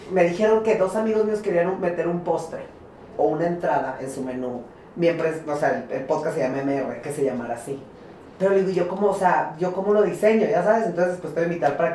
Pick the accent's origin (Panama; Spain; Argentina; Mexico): Mexico; Jiménez, Chihuahua; moved away; also born or lived in Torreón; yo soy de Torreón, y, eh, soy de Torreón y crecí en Jiménez, Chihuahua, en fin, de todo norteño.